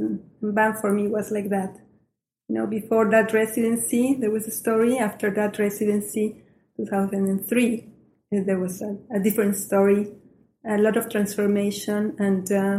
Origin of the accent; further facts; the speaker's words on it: Mexico City, Mexico; English is a second language; moved away as an adult; now in Moose Jaw, Canada; I was born and raised in Mexico City until 2006, that I left Mexico City to go some other places. And then being in Moose Jaw in 2009.